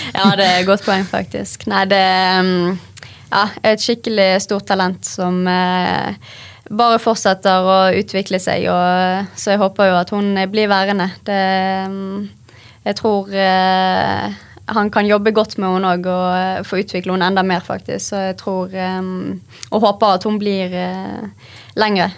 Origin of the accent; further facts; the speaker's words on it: Bergen, Vestland, Norway; Vi er jo bergensere